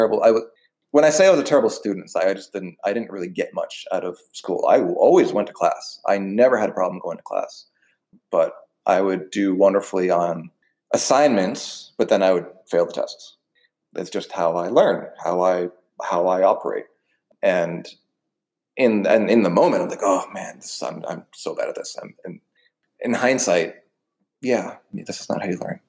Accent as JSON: {"language": "English", "town": "Wilton", "region": "Connecticut", "country": "United States", "tie": "born or raised there", "moved": "yes", "said": "I grew up in Southwest Connecticut. I'm in Wilton, Connecticut"}